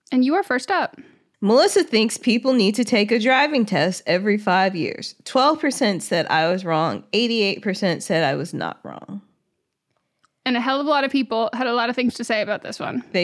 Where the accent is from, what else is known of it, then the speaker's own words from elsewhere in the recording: Ireland; I'm from Ireland, and the driving test here tends to be quite difficult to pass.